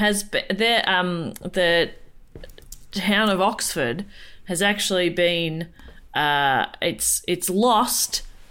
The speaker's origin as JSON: {"language": "English", "country": "Australia", "also_born_or_lived": "Melbourne, Australia", "said": "I'm Australian and you're asking me here in Melbourne, Australia."}